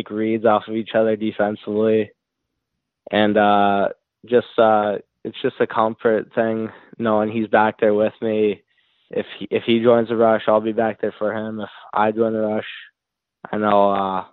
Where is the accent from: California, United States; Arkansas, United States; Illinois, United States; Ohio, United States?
Illinois, United States; North Barrington; I'm from North Barrington, Illinois. I played almost all my youth hockey there